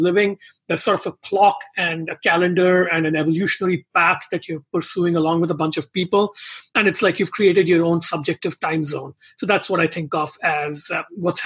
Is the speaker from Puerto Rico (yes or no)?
no; India; moved away; growing up in India